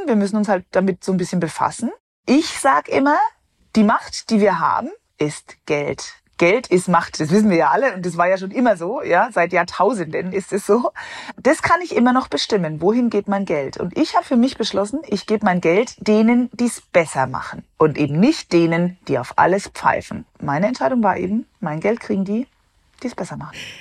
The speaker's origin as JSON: {"language": "German", "country": "Germany", "said": "Bei uns in Deutschland"}